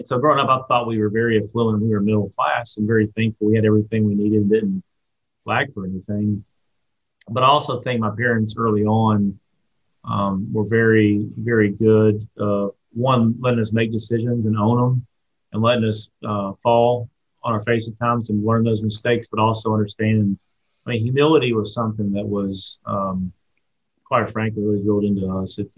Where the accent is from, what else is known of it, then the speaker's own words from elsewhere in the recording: Watkinsville, Georgia, United States; Watkinsville's changed from the standpoint, um, you know, as, as, as, Athens has grown, Athens